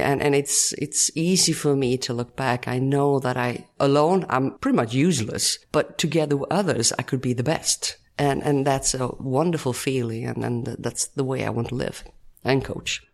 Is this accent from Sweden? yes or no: yes; Ulricehamn, Västra Götaland, Sweden; English is a second language; also born or lived in Falköping, Sweden / Rome, Italy; I come from Sweden.